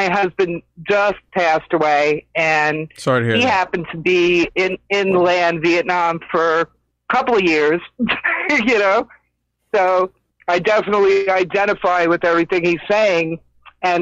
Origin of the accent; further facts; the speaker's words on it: New York City, New York, United States; now in Maine, United States; I'm a 6-foot white girl growing up in New York City, okay, and done a full military stint, okay, and now I'm in Maine